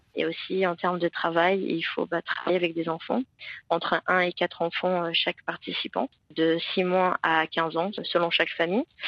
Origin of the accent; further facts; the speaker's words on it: England, United Kingdom; French is a second language; moved away as an adult; now in Aix-en-Provence, France; je suis anglaise